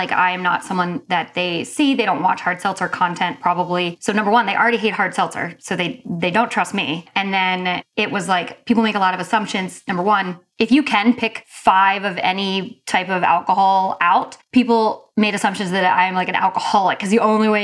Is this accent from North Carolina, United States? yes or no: yes; North Carolina, United States; I'm from North Carolina